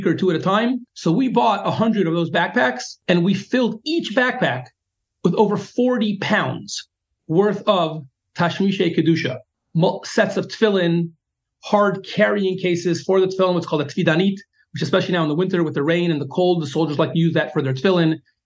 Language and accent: English; United States; now in Israel; as an American and of middle age